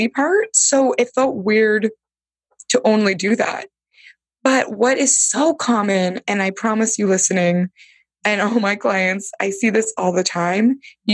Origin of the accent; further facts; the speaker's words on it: Bay Area, California, United States; I'm from the Bay Area, Silicon Valley land. So I think there was like this Silicon Valley rooted in me